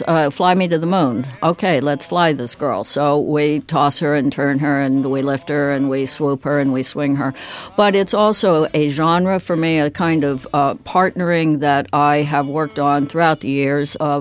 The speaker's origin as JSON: {"language": "English", "region": "Southern California", "country": "United States", "tie": "born or raised there"}